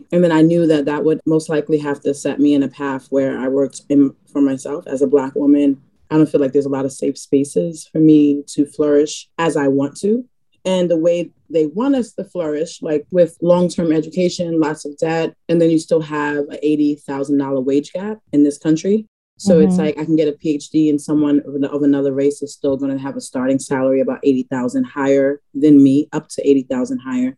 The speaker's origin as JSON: {"language": "English", "town": "New York City", "region": "New York", "country": "United States", "moved": "as an adult", "lives_now": "Brooklyn, United States", "said": "I'm from the Bronx, not being a transplant, even though I live in Brooklyn, I'm from the Bronx"}